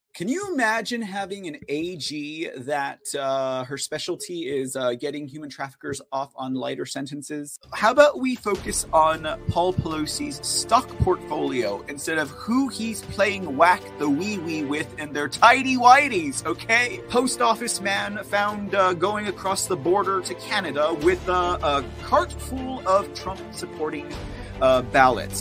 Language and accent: English; Texas, United States; as a Texan concerned about my election integrity in my county